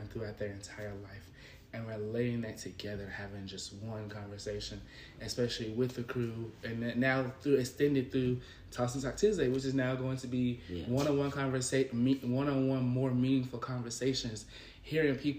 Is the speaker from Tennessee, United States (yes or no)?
yes; Memphis, Tennessee, United States; I'm from Memphis.